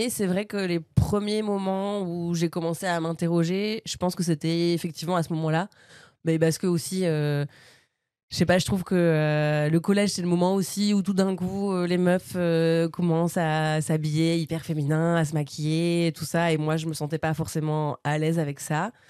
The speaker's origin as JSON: {"language": "French", "town": "Bernay", "region": "Normandy", "country": "France", "tie": "born or raised there", "also_born_or_lived": "Paris region"}